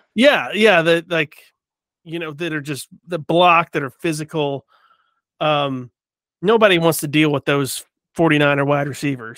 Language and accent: English; United States; as an American in Iran